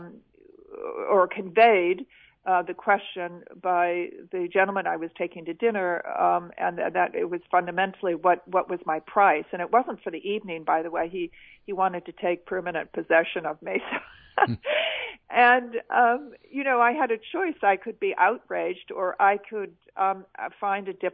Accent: United States; moved away as an adult; also born or lived in China; now in London, United Kingdom; as an American

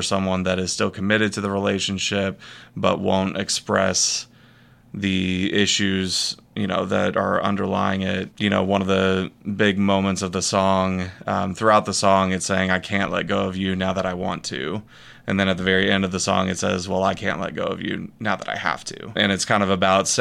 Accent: Northwest Arkansas, United States; also born or lived in Texas; I was born in Texas, but we moved to Arkansas when I was 7

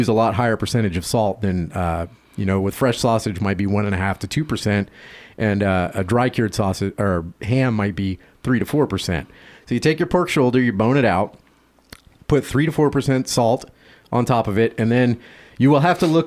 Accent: the South, United States; I'm from the South

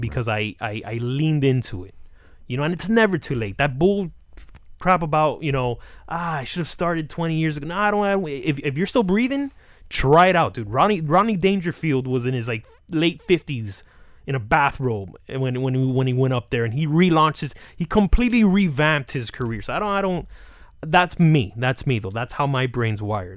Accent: Hialeah, Florida, United States; I'm some kid from Hialeah

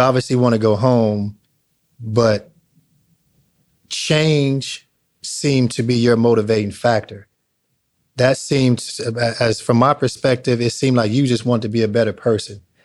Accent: Long Beach, California, United States; growing up in Long Beach

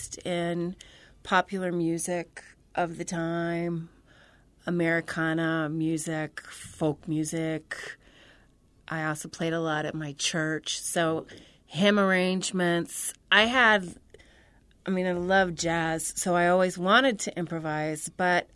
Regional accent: Central Illinois, United States; I'm from Central Illinois, about 3.5 hours south of Chicago.

